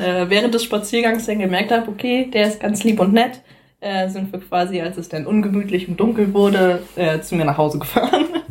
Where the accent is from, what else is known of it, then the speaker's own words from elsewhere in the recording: Rostock, Mecklenburg-Vorpommern, Germany; moved away as an adult; now in Neustadt in Holstein, Germany; Ich komme eigentlich ursprünglich aus Rostock.